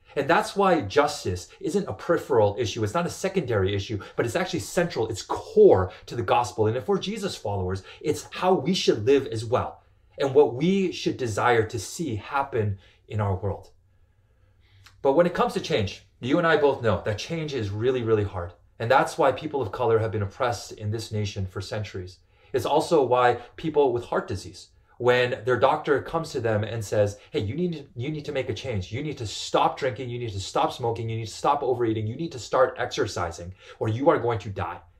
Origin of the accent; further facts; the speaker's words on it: Canada; I grew up in Canada, and like most Canadian kids